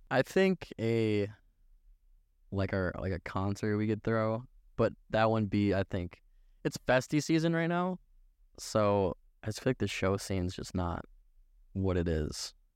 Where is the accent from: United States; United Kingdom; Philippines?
United States; Minnesota; we're from Minnesota. This is what you do in the summertime